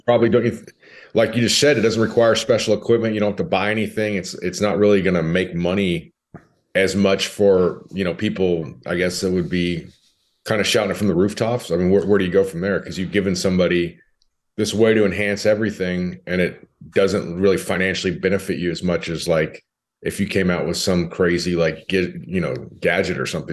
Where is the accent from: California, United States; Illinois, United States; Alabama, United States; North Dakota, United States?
California, United States; moved away as an adult; also born or lived in Nashville, Tennessee; now in Dallas, United States; I grew up in California.